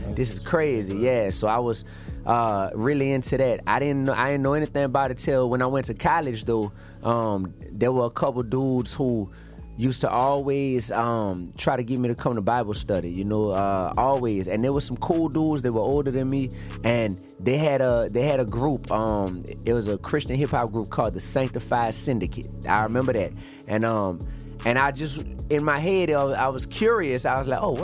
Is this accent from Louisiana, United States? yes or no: yes; New Orleans, Louisiana, United States; also born or lived in Baton Rouge, Louisiana; I'm from New Orleans, Louisiana